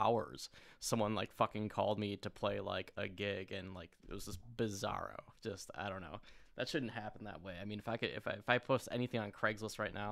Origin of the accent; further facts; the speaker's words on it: United States; moved away as an adult; also born or lived in Sydney, Australia; I'm just from the States